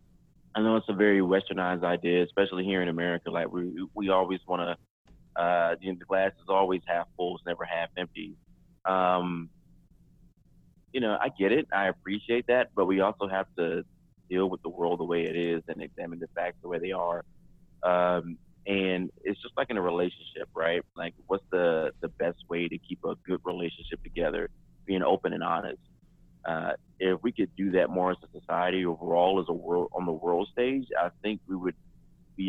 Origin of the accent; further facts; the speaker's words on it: Deep South, United States; growing up in the Deep South